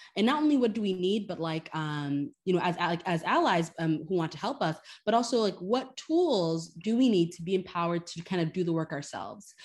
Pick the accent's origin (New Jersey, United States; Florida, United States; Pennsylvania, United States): Florida, United States; Miami; moved away as an adult; also born or lived in Haiti; now in New York, United States; my community where I grew up in Miami, but also in Haiti, too.